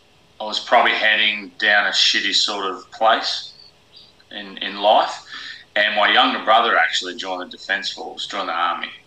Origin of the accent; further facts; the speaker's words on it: Sydney, New South Wales, Australia; also born or lived in Western Australia / Whyalla / Brisbane; Well, I was born in Redfern in Sydney. And we moved around a lot, lived all over Australia. I went to 12 different schools.